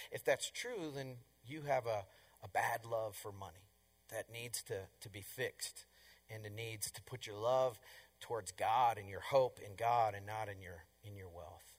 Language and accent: English; Colorado, United States; I'm from Colorado